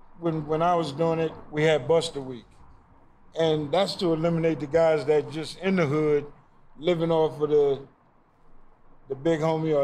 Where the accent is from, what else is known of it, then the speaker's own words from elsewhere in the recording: Mississippi, United States; Oh, I ain't from nowhere. I'm from Mississippi.